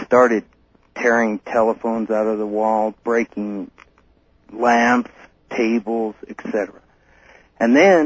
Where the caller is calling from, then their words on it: Denver, Colorado, United States; I'm calling from Denver